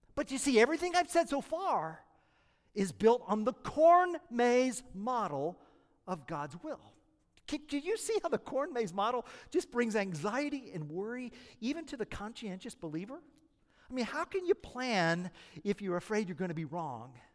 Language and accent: English; Oklahoma, United States; moved away; I'm from Oklahoma